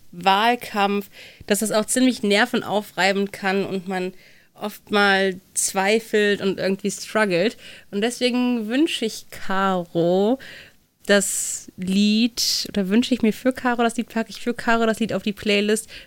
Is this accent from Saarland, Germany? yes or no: no; Cologne, North Rhine-Westphalia, Germany; Ja, dieses Alt, das kann ich mir als Kölnerin